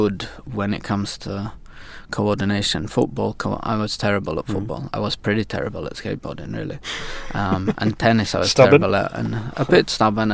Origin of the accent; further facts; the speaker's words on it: York, Yorkshire and the Humber, United Kingdom; moved away as an adult; now in Sweden; I come from York originally, in the north of England